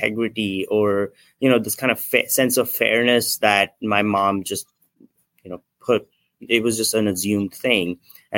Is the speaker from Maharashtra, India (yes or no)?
yes; Nagpur, Maharashtra, India; now in San Francisco, United States; I'm from India originally. I grew up in a small town called Nagpur.